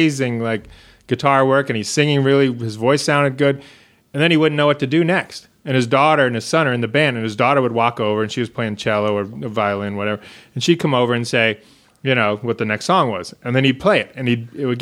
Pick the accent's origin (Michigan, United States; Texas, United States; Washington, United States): Washington, United States; Bellevue; also born or lived in Seattle / New York; now in Los Angeles, United States; I grew up in Bellevue, Washington, right across the lake, but also my folks got divorced and I split time between Seattle and Bellevue as a kid